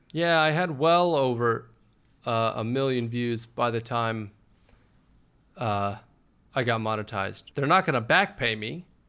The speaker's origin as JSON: {"language": "English", "town": "Austin", "region": "Texas", "country": "United States", "tie": "born or raised there", "also_born_or_lived": "Los Angeles", "said": "Born and raised in Austin, we're pretty we're pretty laid back as far as cities go"}